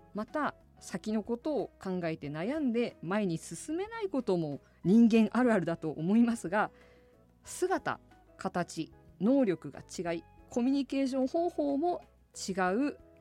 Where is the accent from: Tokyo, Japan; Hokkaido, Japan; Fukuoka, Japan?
Hokkaido, Japan; Asahikawa; 私の出身地でもあります